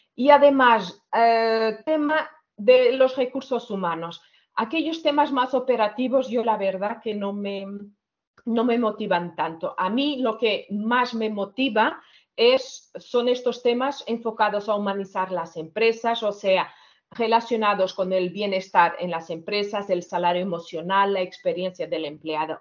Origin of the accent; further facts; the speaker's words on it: Portugal; Spanish is a second language; moved away as an adult; now in Barcelona, Spain; yo soy portuguesa, llevo 17 años aquí en, España, en Barcelona